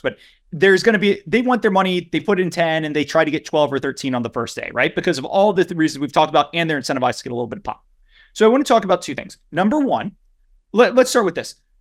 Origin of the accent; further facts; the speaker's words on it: near Lafayette, Louisiana, United States; Lafayette, Louisiana, which is right outside of my hometown